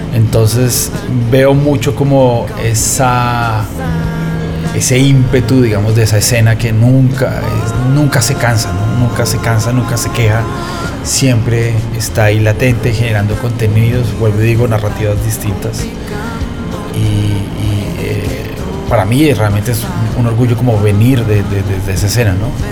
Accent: Colombia; en Colombia, el que nació en los 80s o en los 70s, yo nací en los 80s, el 85

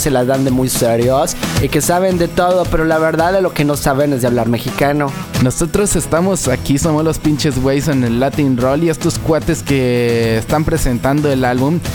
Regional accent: Colombia; Nosotros como buenos colombianos

